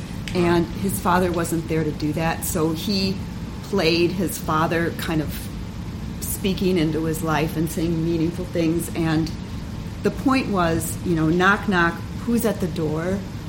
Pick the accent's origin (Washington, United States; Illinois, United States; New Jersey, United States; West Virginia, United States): Illinois, United States; Chicago; Oh, yeah, I'm from Chicago.